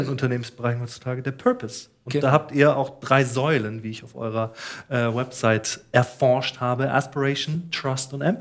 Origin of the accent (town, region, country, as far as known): Swabia, Baden-Württemberg, Germany; accent: Swabian